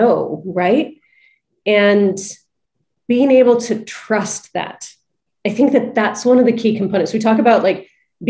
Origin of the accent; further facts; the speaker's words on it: Big Bear, California, United States; moved away; growing up in Big Bear, lived there for 16 years of my life, moved there when I was 13, or when I was three, sorry, not 13